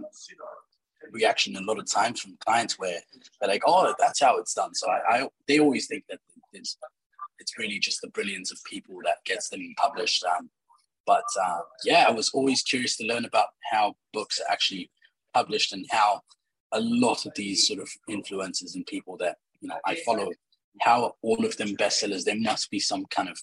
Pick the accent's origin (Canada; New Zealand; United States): New Zealand; now in Dubai, United Arab Emirates; I have been born in Dubai and I grew up in New Zealand